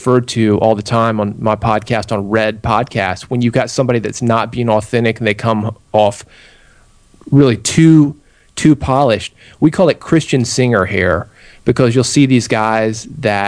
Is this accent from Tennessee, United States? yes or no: yes; Nashville, Tennessee, United States; Born and raised in Nashville